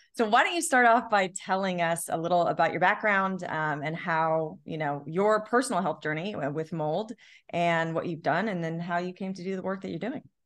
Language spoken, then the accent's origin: English; Long Beach, United States; growing up in Long Beach by the beach